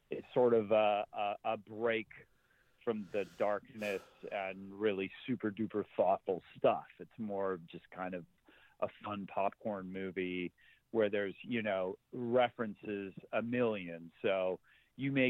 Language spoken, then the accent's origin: English; Zimbabwe; now in United States; I grew up in Zimbabwe and watched a lot of Westerns at the drive-in theater, and then moved here in the mid-80s to the United States